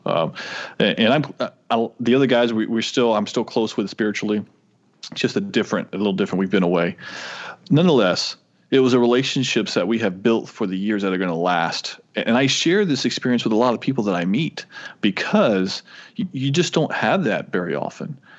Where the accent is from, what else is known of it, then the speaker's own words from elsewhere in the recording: Florida, United States; moved away as an adult; also born or lived in Tennessee; I'm from Florida